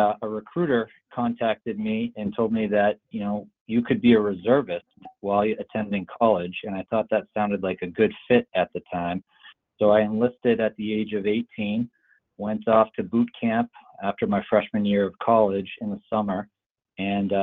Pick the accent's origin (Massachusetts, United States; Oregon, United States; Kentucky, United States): Massachusetts, United States; I grew up in the Massachusetts area